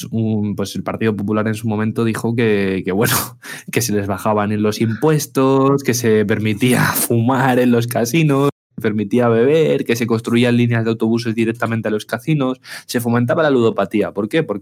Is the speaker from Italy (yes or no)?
no; Spain; que yo soy español y quiero que mi contenido que yo produzco en España y donde yo pago, donde yo vivo, pague en mi país